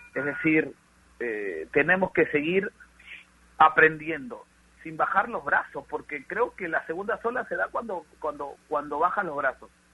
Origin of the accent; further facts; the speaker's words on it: Peru; somos un país latino, un país como Perú, donde somos muy cariñosos